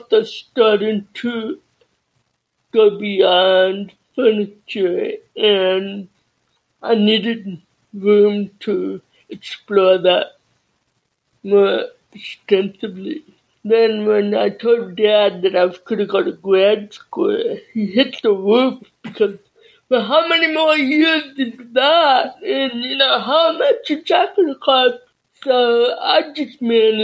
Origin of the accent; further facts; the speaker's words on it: Southern California, United States; also born or lived in La Junta, Colorado / Hemet, California / Chula Vista, California; growing up in Southern California